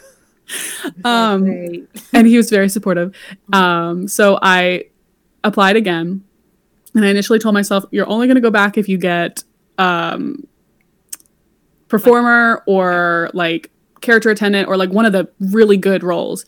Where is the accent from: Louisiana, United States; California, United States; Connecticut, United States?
Louisiana, United States; moved away; I'm from Louisiana originally